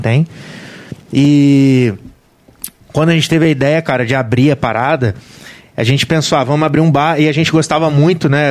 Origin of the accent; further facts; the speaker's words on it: Volta Redonda, Rio de Janeiro, Brazil; eu sou de Volta Redonda, né, cara? Nascido e criado em Volta Redonda